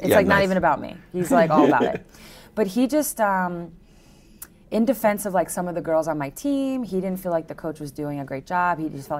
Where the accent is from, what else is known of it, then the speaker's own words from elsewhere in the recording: Long Island, New York, United States; I'm from Long Island.